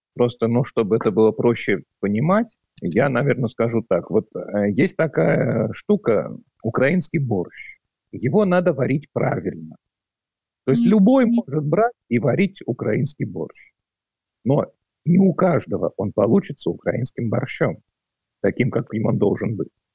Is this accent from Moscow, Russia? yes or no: yes; Moscow, Russia; moved away as an adult; now in Latvia; Я родом из Москвы. В Латвию я переехал в начале 2013 года